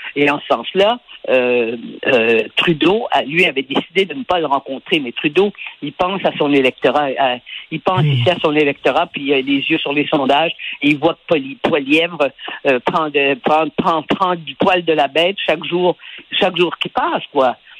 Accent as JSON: {"language": "French", "region": "Quebec", "country": "Canada", "said": "chez nous au Québec"}